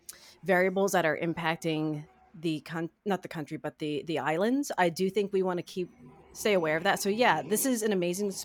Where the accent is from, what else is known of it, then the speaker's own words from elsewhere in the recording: Ohio, United States; growing up in Ohio